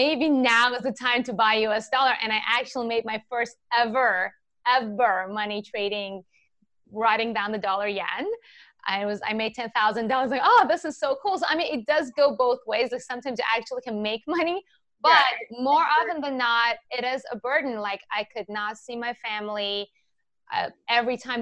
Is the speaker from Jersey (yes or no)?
no; Iran; English is a second language; also born or lived in Japan; now in United States; I was born and raised in Iran